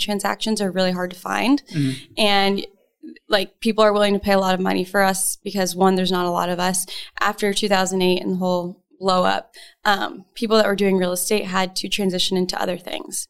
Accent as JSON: {"language": "English", "region": "Arizona", "country": "United States", "tie": "born or raised there", "said": "I am local, born and raised in Arizona"}